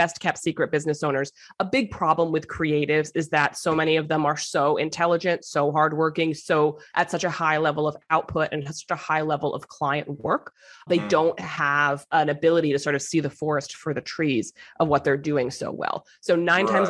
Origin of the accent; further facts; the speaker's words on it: South Florida, United States; now in Brooklyn, United States; I'm from South Florida, so I'm a transplant